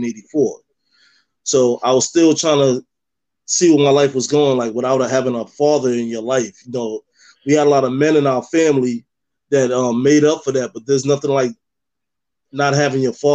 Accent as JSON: {"language": "English", "town": "New York City", "region": "New York", "country": "United States", "also_born_or_lived": "Cape May, New Jersey", "moved": "as an adult", "lives_now": "North Cape May, United States", "said": "originally I'm from Harlem, New York."}